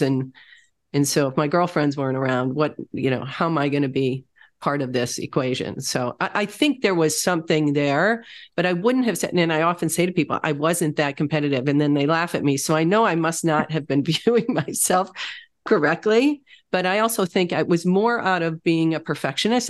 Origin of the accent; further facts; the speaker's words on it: Wisconsin, United States; moved away as an adult; also born or lived in Michigan / Chicago; I grew up in Wisconsin